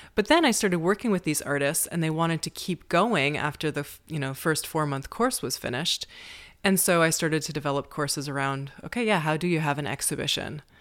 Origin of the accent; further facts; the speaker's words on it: Amherstburg, Ontario, Canada; moved away as an adult; now in Prague, Czech Republic; I'm from Amherstburg, Ontario, which is in southwestern Ontario, Canada. The nearest big city is Detroit, Michigan. and I grew up on a small farm in Canada, about thirty minutes from Detroit